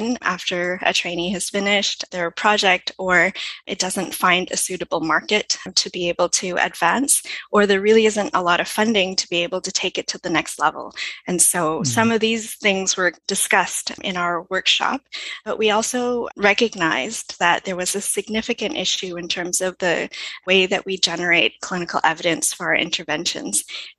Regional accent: Canada; So we are more or less international, but we are primarily Canadian.

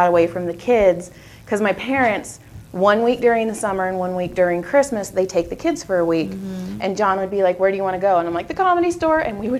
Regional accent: Madera, California, United States; also born or lived in Texas; now in Valencia, United States; I am from Madera, Fresno area.

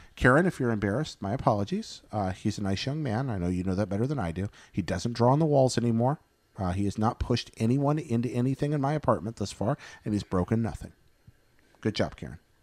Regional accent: Northeast Alabama, United States; now in California, United States; I'm from Northeast Alabama, like the, the Pine Forest area

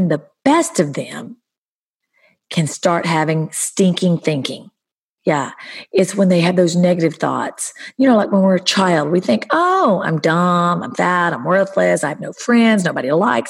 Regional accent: the South, United States; moved away; also born or lived in Hollywood Hills; From growing up in the South, becoming a foster kid

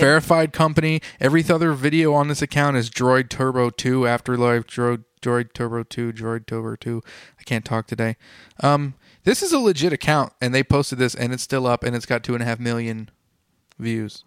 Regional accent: United States; I'm an American, but stereotype American

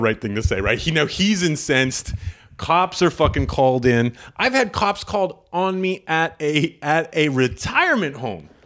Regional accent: Canada; I'm Canadian.

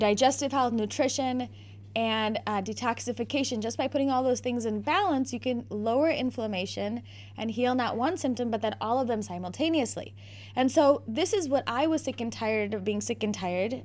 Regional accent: Naperville, Illinois, United States; also born or lived in South Bend, Indiana; I am, have been born and bred in Naperville, Illinois

